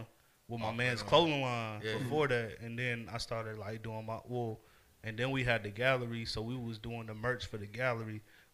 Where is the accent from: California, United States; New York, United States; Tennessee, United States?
California, United States; Los Angeles; also born or lived in Fayetteville; I'm from two places, you know. I'm from Los Angeles, and I'm from Fayetteville.